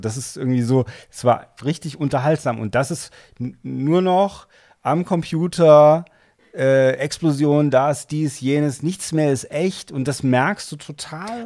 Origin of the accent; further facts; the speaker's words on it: Germany; wir als Deutsche